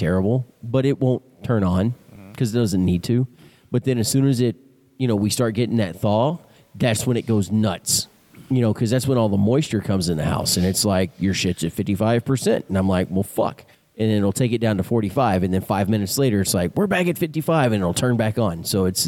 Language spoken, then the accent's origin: English; Texas, United States; Yeah. Well, of course. I'm from Texas. It's the way we, same thing we do with our TVs.